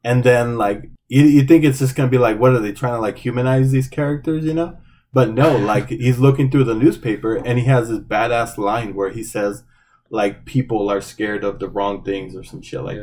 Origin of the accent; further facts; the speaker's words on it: Phoenix, Arizona, United States; I grew up in around the Phoenix area, South Phoenix